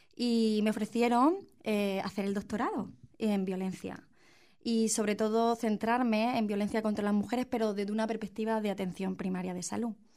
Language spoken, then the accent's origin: Spanish; Spain; en mi país